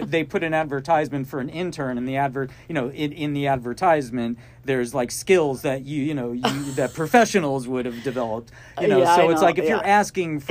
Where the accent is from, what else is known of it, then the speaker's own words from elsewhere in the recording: New Jersey, United States; now in Los Angeles, United States; I'm originally from New Jersey, so I grew up in the East Coast